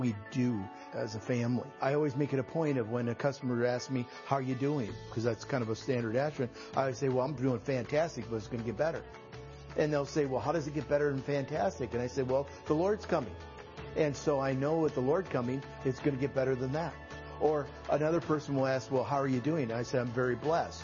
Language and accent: English; Dodge Center, Minnesota, United States; I'm from Dodge Center, Minnesota, and I am a banker